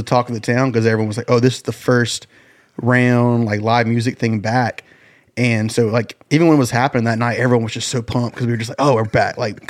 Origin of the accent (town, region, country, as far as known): Anderson, United States; born or raised there; moved away as an adult; now in Nashville, United States